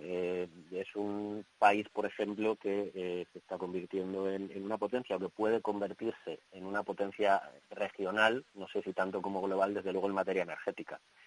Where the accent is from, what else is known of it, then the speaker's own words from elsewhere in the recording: Salamanca, Castile and León, Spain; now in Brussels, Belgium; como salmantino, como decía, y que, y que vive en Bruselas